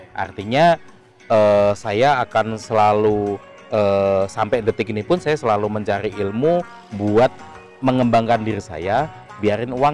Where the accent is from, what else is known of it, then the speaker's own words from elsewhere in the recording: Lampung, Indonesia; moved away as an adult; now in Jakarta, Indonesia; singkat cerita saya lahir sampai SMA di Lampung hmm. gitu. E, eh, 96 saya hijrah ke Jakarta.